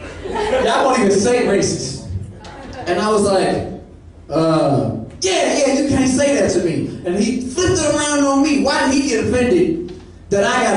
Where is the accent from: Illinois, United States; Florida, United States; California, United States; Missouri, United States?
Missouri, United States; St. Louis; moved away as an adult; I'm from St. Louis, Missouri. I've been living out here maybe about a year and a half